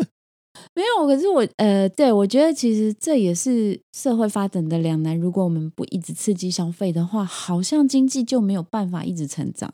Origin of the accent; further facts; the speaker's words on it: Taiwan; 台湾的人口密度在全世界排名是前十名的，表示我们是很拥挤的